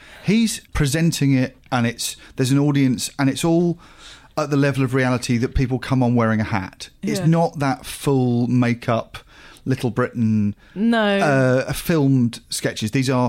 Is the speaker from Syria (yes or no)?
no; Australia; But being Australian, if you've not seen McAuliffe